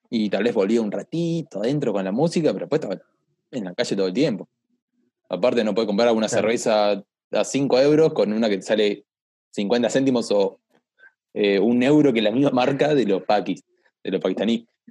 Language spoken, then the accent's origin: Spanish; La Plata, Buenos Aires Province, Argentina; buen fundamentalista platense